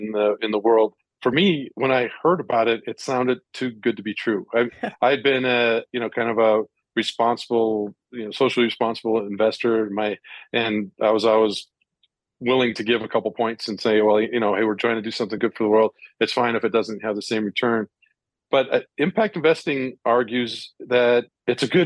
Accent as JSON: {"language": "English", "country": "India", "tie": "born or raised there", "said": "I grew up in India"}